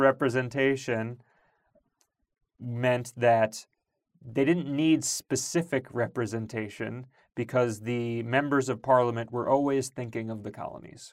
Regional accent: Long Island, New York, United States; I grew up in Long Island

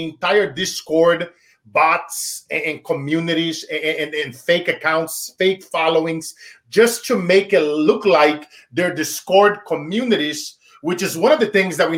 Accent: Brazil; moved away; when I was a child growing up in Brazil

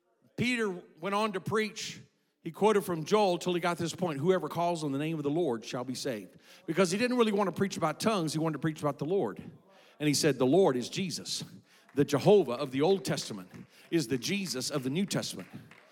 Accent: South Korea; I was raised in Korea. My parents were missionaries.

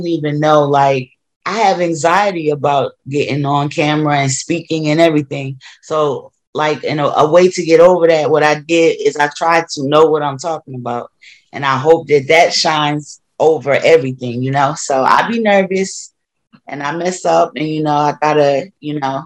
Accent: Wilmington, Delaware, United States; moved away as an adult; I moved back to my hometown of Delaware. And particularly Wilmington, that's where I grew up.

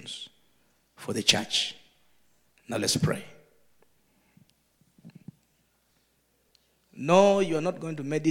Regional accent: Uganda; I'm from Uganda

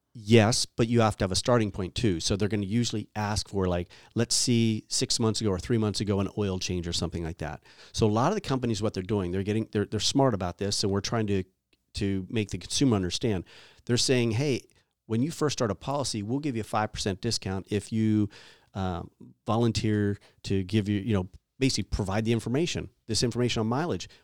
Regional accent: East Coast, United States; now in California, United States; I grew up on the East Coast

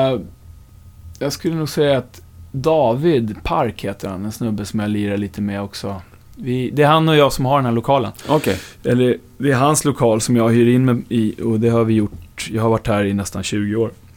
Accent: Upplands Väsby, Stockholm County, Sweden; om man ska vara helt noggrann så är jag väl från Upplands Väsby. Ja. Men det hör ju ändå till Storstockholm

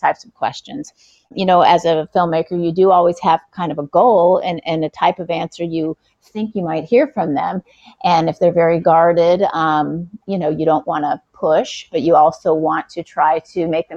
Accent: Southern California, United States; moved away as an adult; also born or lived in Texas; now in New York, United States; I grew up in Southern California

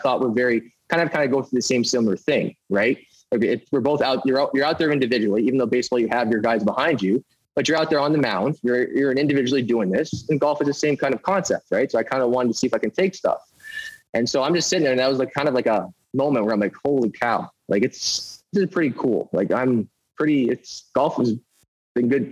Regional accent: Winnipeg, Manitoba, Canada; also born or lived in Las Vegas / Scottsdale; I'm born and raised in Winnipeg

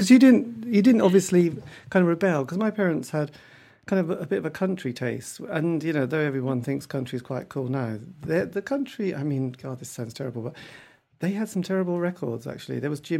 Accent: East Anglia, East of England, United Kingdom; being English and from East Anglia

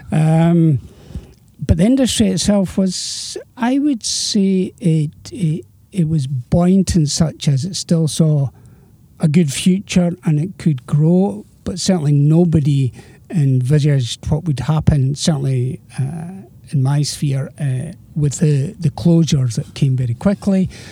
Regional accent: Edinburgh, Scotland, United Kingdom; also born or lived in Girvan; I was born and brought up in Edinburgh.

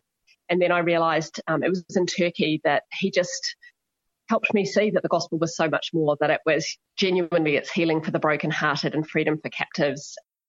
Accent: New Zealand; born there; So I was born in New Zealand, but nobody else in the family was.

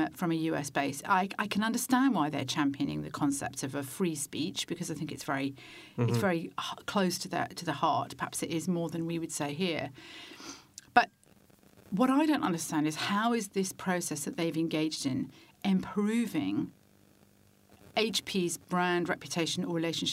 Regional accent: United Kingdom; as a Brit

